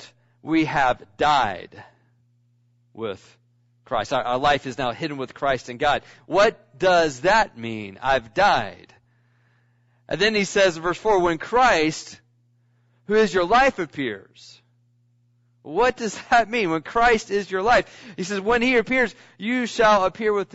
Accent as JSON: {"language": "English", "region": "Scotland", "country": "United Kingdom", "said": "I'm Scottish"}